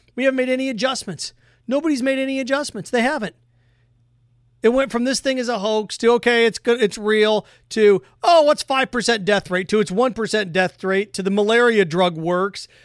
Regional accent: United States

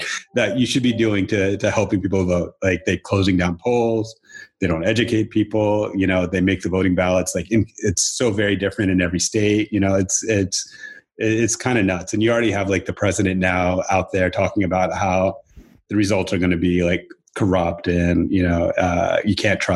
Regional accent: Atlanta, Georgia, United States; moved away as an adult; also born or lived in California; now in Portland, United States; I grew up in Atlanta and then left when I was 23

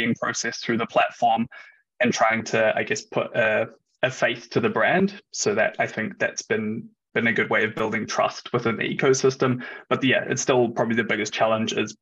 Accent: New Zealand; moved away as an adult; now in Germany; I'm originally from New Zealand, which is obviously on the other side of the world

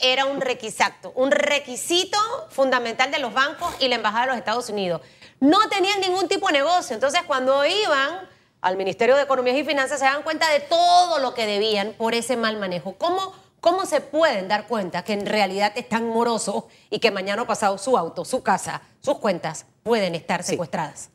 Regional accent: San Miguelito, Panama; Yo soy de San Miguelito

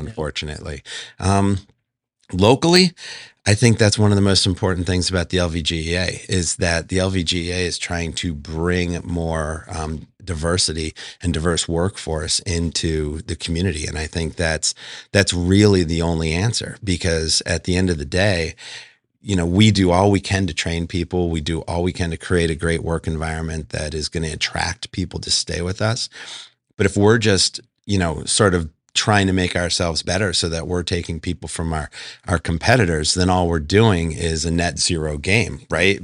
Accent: outside of Philadelphia, Pennsylvania, United States; moved away as an adult; also born or lived in Buffalo, New York; now in Las Vegas, United States; I'm actually from Buffalo, New York originally, grew up outside of Philadelphia

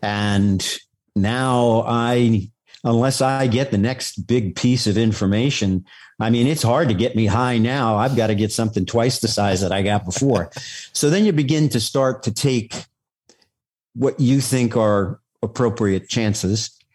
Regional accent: New York City, New York, United States; I, was born and raised on Staten Island

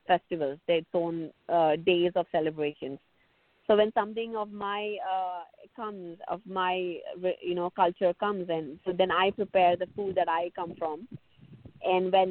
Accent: South India, India; I come from South India

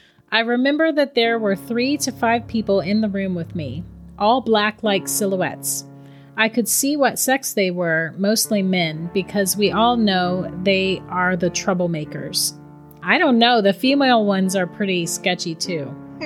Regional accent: Charleston, West Virginia, United States; As I said, I'm from West Virginia. My family lived way out past BFE in the mountains. Thank God we moved to Charleston before I was born.

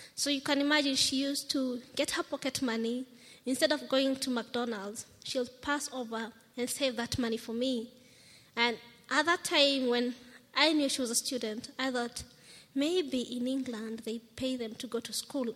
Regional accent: Nairobi, Kenya; I'm from Kenya. I'm a firstborn of six children. I'm 29 years old

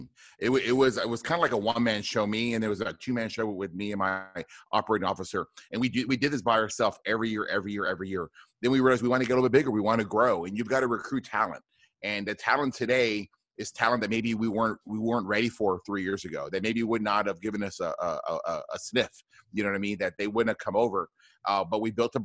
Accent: South Texas, United States; I grew up in South Texas, a border town, about maybe 20 minutes from the border between the United States and Mexico.

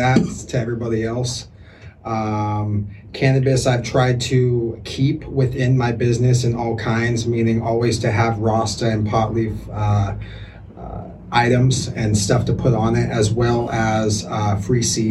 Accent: South Washington, United States; I'm from local in the area, South Washington

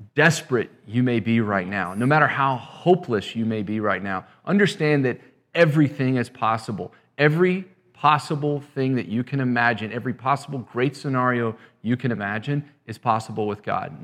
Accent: West Texas, United States; I'm originally from West Texas, too

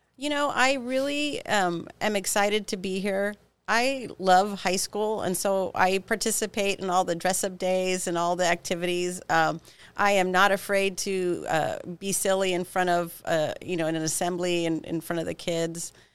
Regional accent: Pico Rivera, California, United States; also born or lived in Santa Cruz, California; as a child, I grew up in Pico Rivera, California, a little suburb of, of Los Angeles

